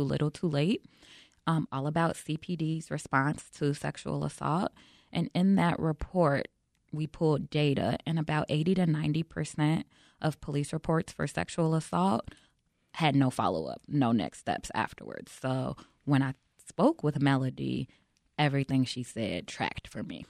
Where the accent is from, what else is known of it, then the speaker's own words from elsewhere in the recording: Chicago, Illinois, United States; I'm born and raised in Chicago